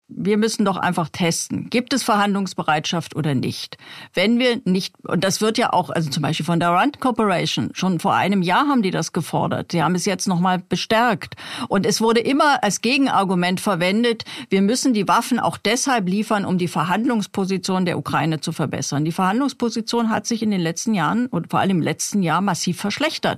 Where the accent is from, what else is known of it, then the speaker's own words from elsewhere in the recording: East Germany, Germany; ich bin ja in der DDR aufgewachsen